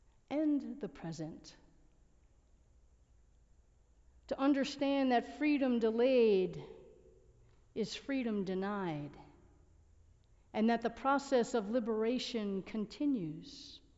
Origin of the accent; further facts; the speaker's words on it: United States; growing up in the United States, if this is your country of origin, I can't tell you that I constructed barriers, but I can tell you that I breathed the air that contained barriers.